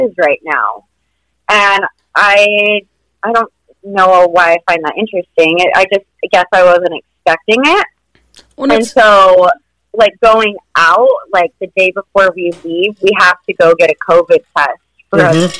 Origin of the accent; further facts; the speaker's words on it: Utah, United States; We're from Utah, and so now I'm Utah around here for people.